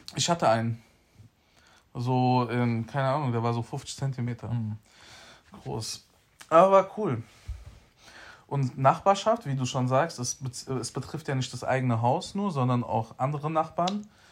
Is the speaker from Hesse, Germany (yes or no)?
yes; Frankfurt, Hesse, Germany; ich bin aufgewachsen in Sossenheim in der Toni-Sender Straße